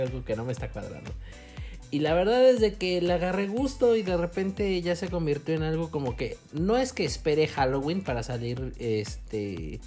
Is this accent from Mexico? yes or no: yes; Mexico; somos mexicanos